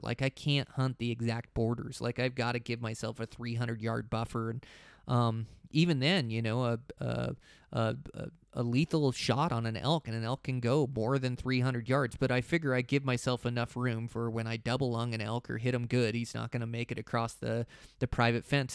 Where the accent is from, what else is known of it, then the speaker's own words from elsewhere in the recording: Montana, United States; my home state of Montana